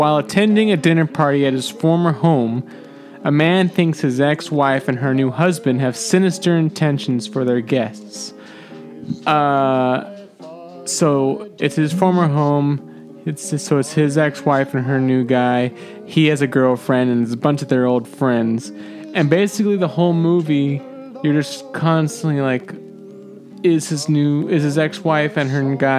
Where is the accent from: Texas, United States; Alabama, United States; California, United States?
California, United States; San Jose; I'm from San Jose. There's like a Sharks beer.